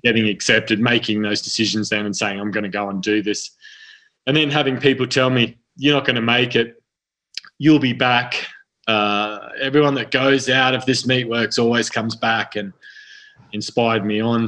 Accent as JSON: {"language": "English", "region": "central Queensland", "country": "Australia", "tie": "born or raised there", "also_born_or_lived": "Sydney, New South Wales", "moved": "yes", "lives_now": "Arizona, United States", "said": "my family's mm-hmm. moved out to central Queensland to a very uh, remote part of the country"}